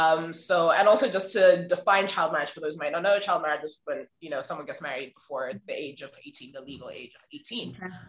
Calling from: Zimbabwe; I'm calling in from Zimbabwe. Which is, for those who don't know, it's in the southern part of Africa, just above South Africa.

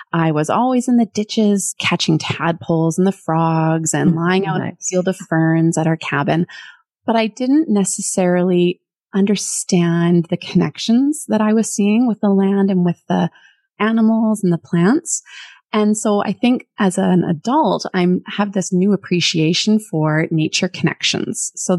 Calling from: Port Moody, British Columbia, Canada; I come from Port Moody in British Columbia.

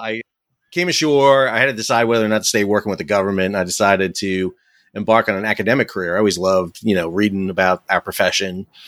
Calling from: Fuquay-Varina, North Carolina, United States; I'm calling from home in beautiful Fuquay Verena, North Carolina, so just south of Raleigh.

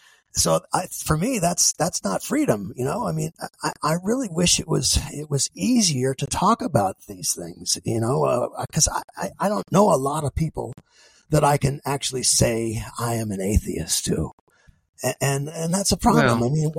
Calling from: Terre Haute, Indiana, United States; I'm speaking from Terre Haute, Indiana, which is, you know, part of the Bible Belt

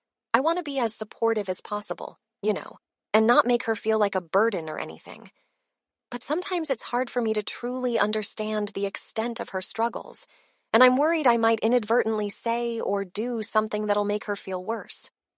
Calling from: Chicago, Illinois, United States; Hey, Brainwaves … from Chicago.

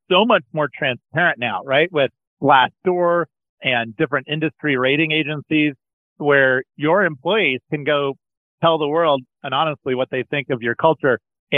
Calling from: Colorado, United States; Colorado today, Alex.

